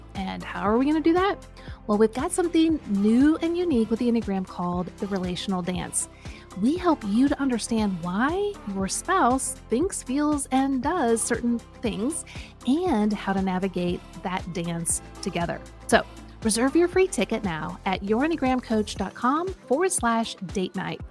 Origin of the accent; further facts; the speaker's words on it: Midwest, United States; now in Nashville, United States; I'm from the Midwest